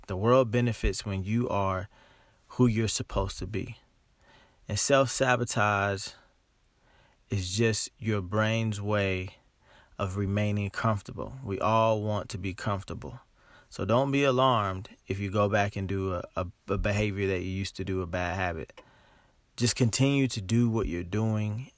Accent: Dayton, Ohio, United States; moved away as an adult; also born or lived in Los Angeles, California; I'm from Dayton, Ohio. And I moved to Los Angeles about 8 years ago. I live in Dayton, Ohio now.

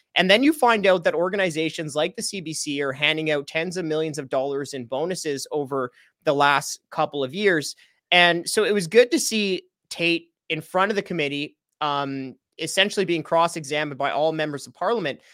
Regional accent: Canada; as a Canadian taxpayer

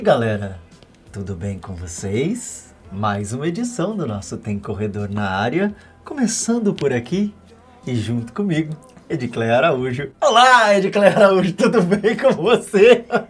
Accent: Brazil; also born or lived in Minas Gerais; eu sou baiano, né? Você sabe que eu sou baiano com mineiro

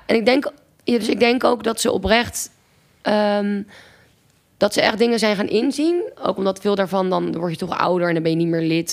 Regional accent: Amsterdam, North Holland, Netherlands; also born or lived in Groningen; toen ben ik um, terug naar Amsterdam verhuisd, waar ik vandaan kom.

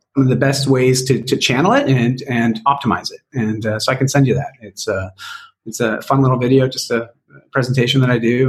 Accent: Canada; also born or lived in Toronto / Vancouver; my my great great great grandparents were, were from Wales, and, uh, but I'm Canadian

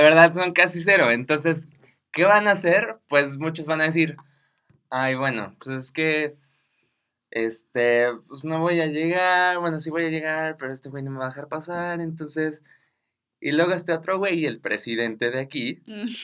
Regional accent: Mexico; a mí como ciudadano mexicano

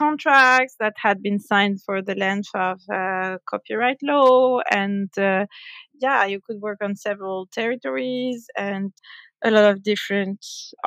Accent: France; I was born and raised in France by French parents

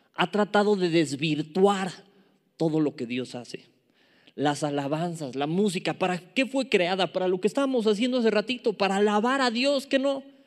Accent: Mexico City, Mexico; accent: chilango; me agarra lo chilango, me agarra lo chilango, me gana y a veces mi lenguaje no es el más pulcro

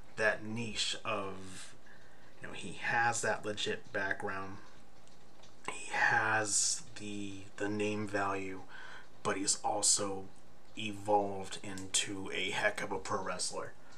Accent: Bay Area, California, United States; in the area, my hometown

